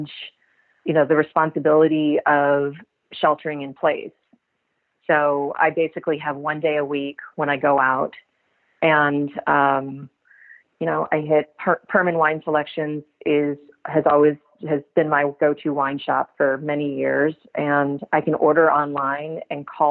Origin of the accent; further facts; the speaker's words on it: Kentucky, United States; moved away; I'm from Kentucky